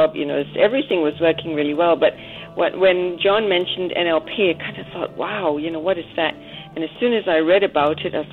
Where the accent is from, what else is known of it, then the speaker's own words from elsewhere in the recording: Australia; also born or lived in Sydney, Australia; I am Australian